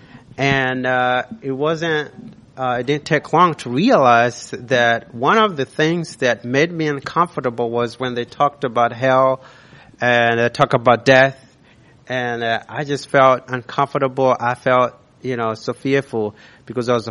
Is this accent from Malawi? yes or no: yes; Malawi; moved away; I was born in Malawi, raised there.